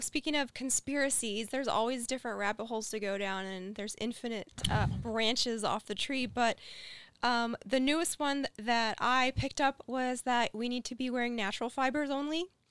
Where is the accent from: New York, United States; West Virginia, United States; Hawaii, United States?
West Virginia, United States; We're from West Virginia